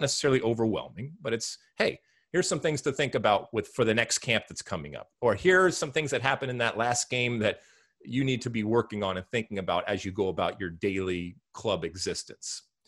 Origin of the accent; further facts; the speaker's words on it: Detroit, Michigan, United States; my home city, in my home state